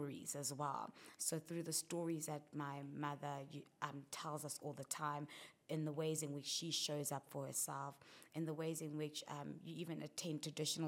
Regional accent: South Africa; growing up in South Africa

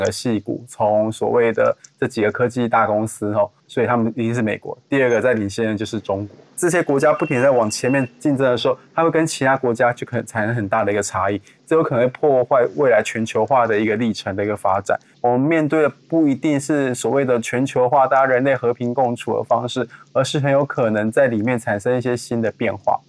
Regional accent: Taiwan; 我们台湾人民要改变

